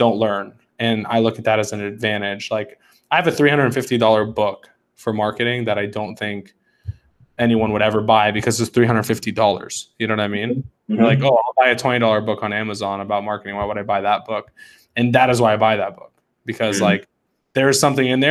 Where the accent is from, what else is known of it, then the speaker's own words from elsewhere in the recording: Atlanta, Georgia, United States; I've actually grown up here. I'm in Atlanta. I've grown up here my whole life